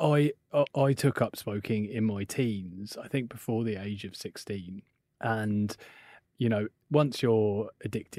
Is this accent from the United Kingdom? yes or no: yes; United Kingdom; I'm British